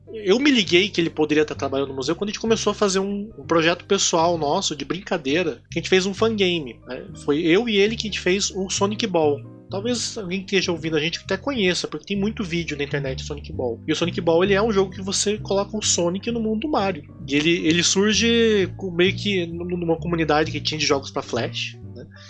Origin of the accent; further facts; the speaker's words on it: Londrina, Paraná, Brazil; eu na minha infância em Londrina